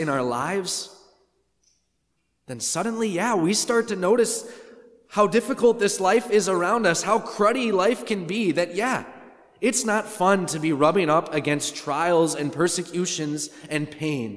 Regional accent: Wisconsin, United States; I'm from Wisconsin

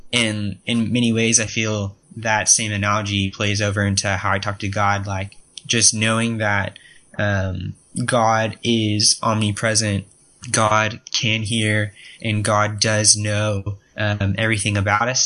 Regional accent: Austin, Texas, United States; i am interning this summer in austin texas um my hometown uh 512 represent

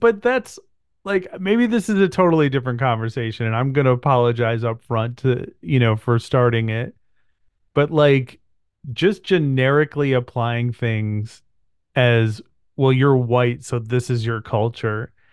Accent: United States; I'm a mutt, like most white people in America, I'm a mutt.

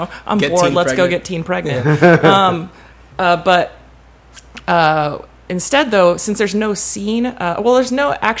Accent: Bakersfield, California, United States; moved away as an adult; now in Los Angeles, United States; I'm from Bakersfield. I kind of lived there my teen years. I moved there when I was 12, and then kind of stayed there for a while. So I went to high school in Bakersfield.

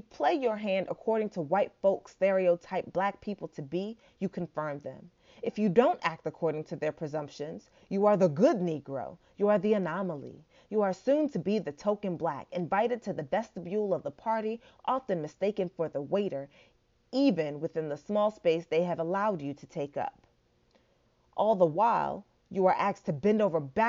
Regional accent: Nigeria; And I'm Nigerian

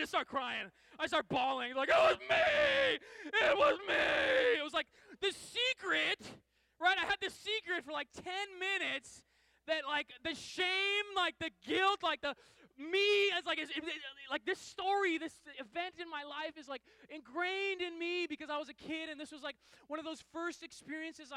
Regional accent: Seattle, Washington, United States; I grew up in Seattle

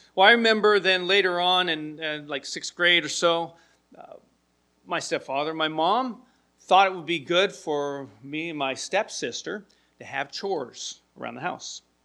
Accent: Milwaukee, Wisconsin, United States; also born or lived in Portland; I remember as a young kid when we moved here to Milwaukee from Portland, my stepfather and my mom found a house in an uh, area near Linwood Elementary School. Lived in the neighborhood there and got there when I was third in, starting third grade.

